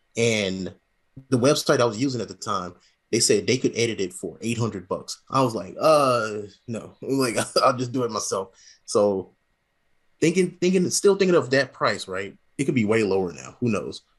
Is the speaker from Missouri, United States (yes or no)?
yes; St. Louis, Missouri, United States; moved away as an adult; also born or lived in Las Vegas / Alabama; now in Lufkin, United States; I was raised in Saint Louis